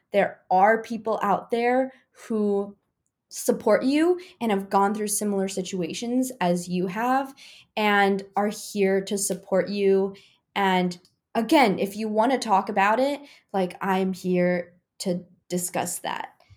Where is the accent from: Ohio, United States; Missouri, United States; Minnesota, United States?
Missouri, United States; Rolla; moved away; But growing up, I grew up in Raleigh, Missouri